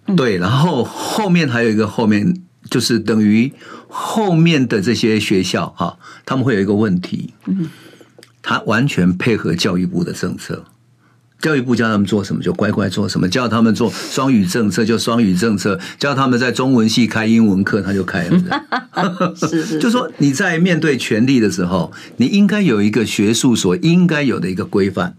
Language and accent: Chinese; Taiwan; 我是一九五八年生的嘛，然后 我那时候生的时候，哎，奇怪， 我们乡下都只有那种共同的茅坑啊